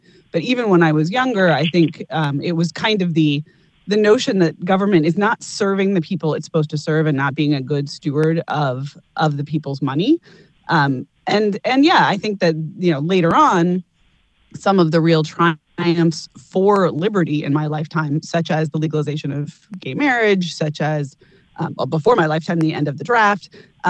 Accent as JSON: {"language": "English", "town": "Washington", "region": "District of Columbia", "country": "United States", "tie": "born or raised there", "said": "I grew up in Washington, D.C."}